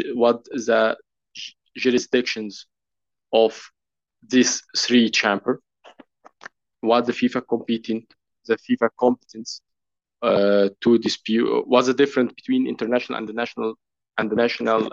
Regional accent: Egypt; I'm a lawyer from Egypt

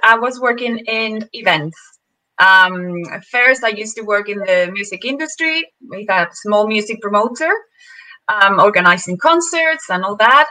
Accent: Venezuela; moved away; I'm from Venezuela

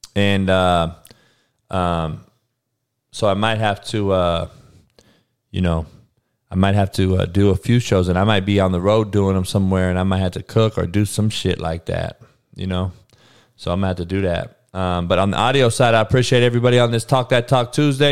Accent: Compton, California, United States; growing up in Compton

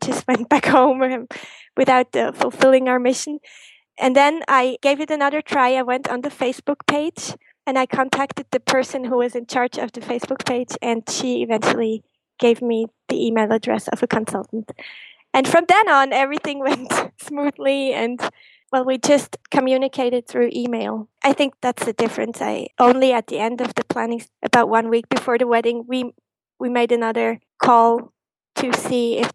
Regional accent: Switzerland; growing up, being a Disney fan in Switzerland

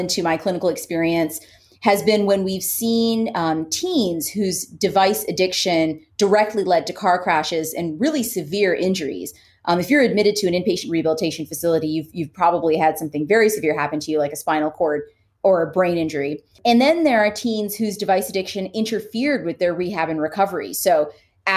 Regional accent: Canada; now in United States; I'm Canadian. I grew up in Canada.

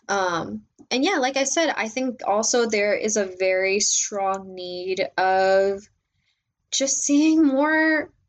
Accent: Mexico; also born or lived in Panama / United States; I was born in Mexico. Um, my mom's side of the family is from Mexico. My dad's side of the family is Panamanian. And I've grown up in Mexico.

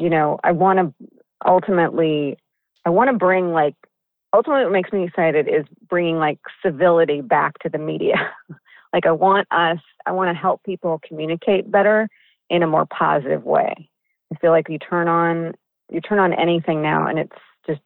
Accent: Midwest, United States; moved away as an adult; now in Los Angeles, United States; I am from the Midwest.

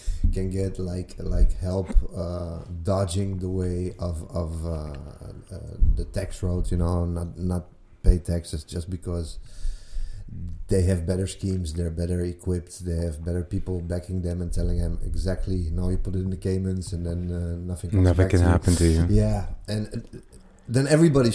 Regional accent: Amsterdam, North Holland, Netherlands; I moved around, but always in Amsterdam. So I was born in the Old South

